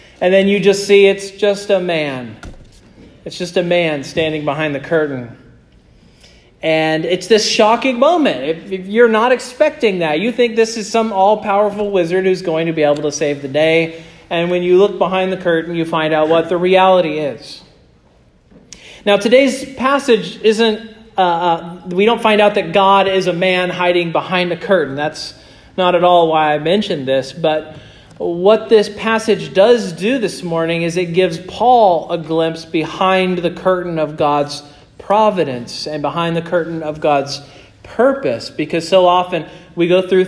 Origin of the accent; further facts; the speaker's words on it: Kansas, United States; moved away; I'm from Kansas